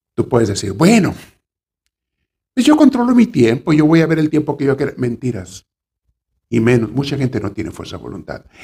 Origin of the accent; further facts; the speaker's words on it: Mexico; en mi pueblo, en México, donde me creé niño